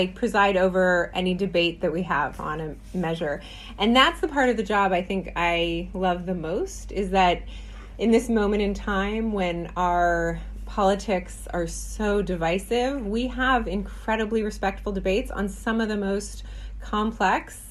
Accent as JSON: {"language": "English", "area": "Bay Area", "region": "California", "country": "United States", "tie": "born or raised there", "said": "I'm a California native, born and raised in the Bay Area."}